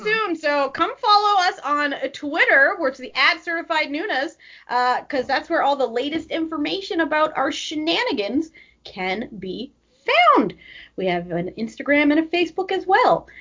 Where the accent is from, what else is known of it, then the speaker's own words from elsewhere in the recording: Moncton, New Brunswick, Canada; moved away; I have one wedding in November that's in my old hometown